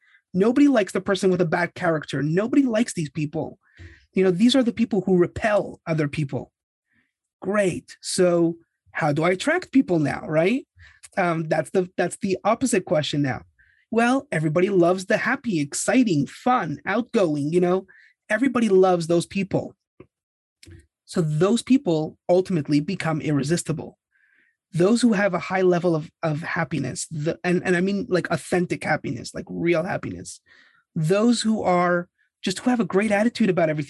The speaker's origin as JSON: {"language": "English", "country": "Canada", "moved": "yes", "lives_now": "Los Angeles, United States", "said": "And I was immigrating from Canada."}